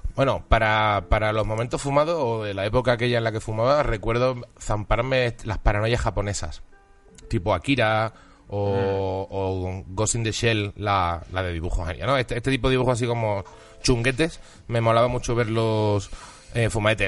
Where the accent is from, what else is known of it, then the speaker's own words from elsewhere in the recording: Seville, Andalusia, Spain; also born or lived in Huelva / Basque Country; now in Madrid, Spain; nacido en Huelva, criado en Sevilla y con media familia vasca